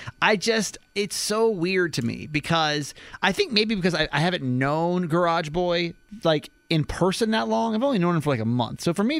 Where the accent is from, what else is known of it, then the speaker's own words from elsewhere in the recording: California, United States; moved away; We're from California.